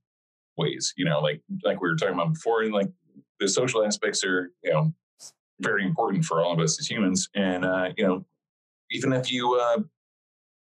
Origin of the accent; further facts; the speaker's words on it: Lone Wolf, Oklahoma, United States; moved away; also born or lived in Brooklyn; the town in Oklahoma where we're from